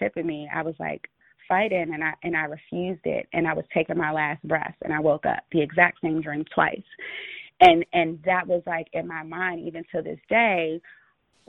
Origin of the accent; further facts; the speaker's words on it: United States; I'm American